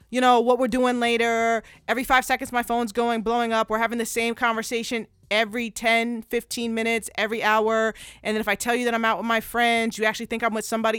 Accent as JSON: {"language": "English", "town": "Plainsboro", "region": "New Jersey", "country": "United States", "tie": "born or raised there", "also_born_or_lived": "Perth Amboy, New Jersey / Philadelphia / Clifton, New Jersey / Georgia", "said": "I'm born and raised in New Jersey. I was born in Perth Amboy, raised in Plainsboro."}